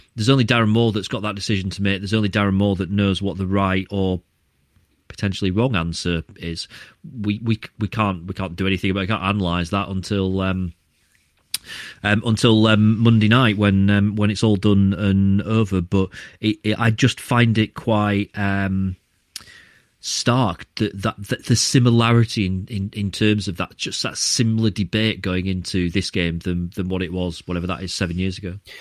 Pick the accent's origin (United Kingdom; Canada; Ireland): United Kingdom; Barnsley, Yorkshire and the Humber; I was born in Barnsley. I grew up with Barnsley fans all the way around me